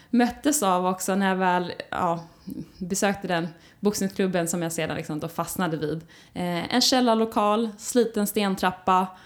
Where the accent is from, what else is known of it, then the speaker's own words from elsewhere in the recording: Skåne, Sweden; jag är delvis uppväxt i Skåne. Eh, jag flyttade dit när jag gick på högstadiet